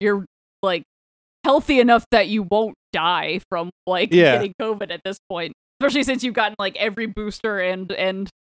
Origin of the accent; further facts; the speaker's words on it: Florida, United States; now in Philadelphia, United States; The beach that's, like, closest to my hometown in Florida, which, like, I'm closer to the beach in Philly than I was in my hometown in Florida.